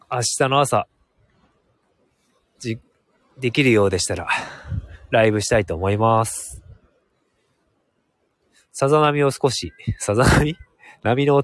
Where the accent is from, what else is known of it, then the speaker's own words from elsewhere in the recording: Hokkaido, Japan; also born or lived in Sapporo; 僕はもう明後日には、札幌に戻る予定なので